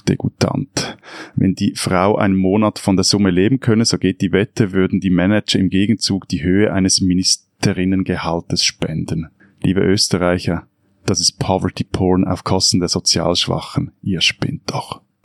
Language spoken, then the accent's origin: German; Switzerland; ich bin in einer Gemeinde am Zürichsee aufgewachsen